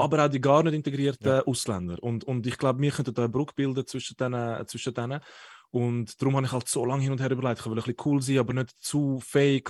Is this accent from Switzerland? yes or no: yes; Zurich, Switzerland; ich bin ein Zürcher